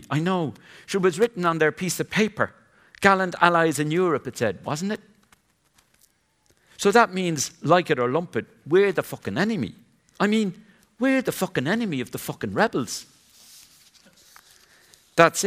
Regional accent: Glenstall Abbey, County Limerick, Ireland; a pupil growing up in Glenstall Abbey, County Limerick

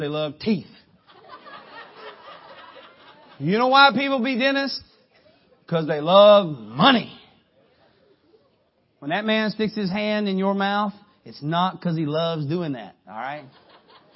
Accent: Harlan, Kentucky, United States; I'm from Harlan, Kentucky

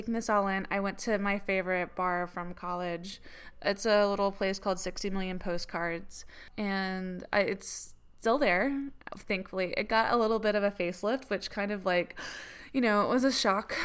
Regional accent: Atlanta, Georgia, United States; moved away as an adult; also born or lived in England; I grew up in Atlanta and moved to England when I was 20

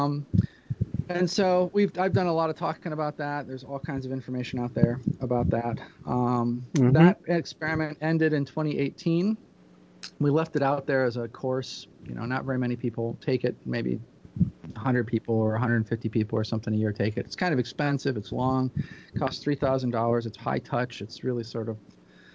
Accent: Peoria, Illinois, United States; I'm from Peoria, Illinois.

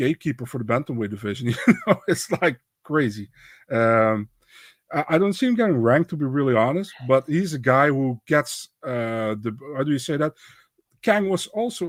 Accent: Netherlands; I'm from the Netherlands

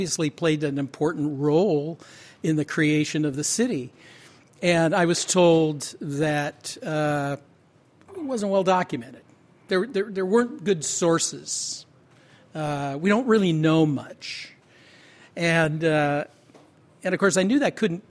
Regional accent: Seattle, Washington, United States; I grew up in Seattle

